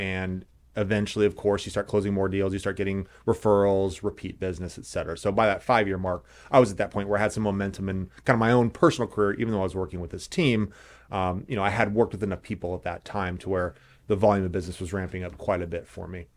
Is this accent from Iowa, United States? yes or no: no; Indianapolis, Indiana, United States; moved away as an adult; also born or lived in Los Angeles / Santa Monica; now in Carmel, United States; So born and raised in Indianapolis, went to North Central